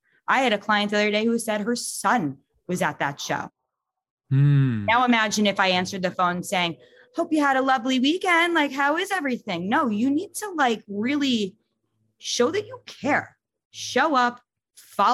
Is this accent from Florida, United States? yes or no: no; New York, United States; also born or lived in Long Island / Michigan; I'm from New York